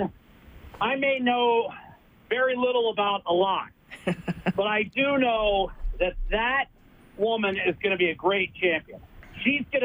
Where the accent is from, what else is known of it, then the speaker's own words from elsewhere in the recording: United States; now in Canada; I'm an American living in Canada